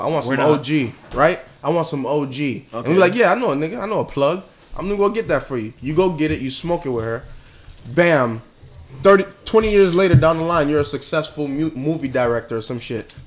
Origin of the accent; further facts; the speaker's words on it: United States; I grew up in American culture